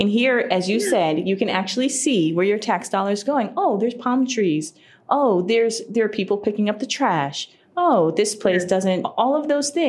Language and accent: English; Connecticut, United States; I'm from Connecticut. Might as well go back to Connecticut. And this is after living out in Asia for several years.